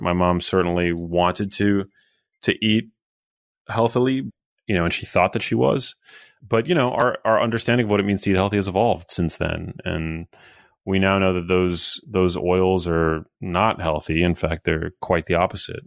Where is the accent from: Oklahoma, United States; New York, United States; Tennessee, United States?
New York, United States; New York City; I was born in Midtown Manhattan. I went to, uh, public school my whole life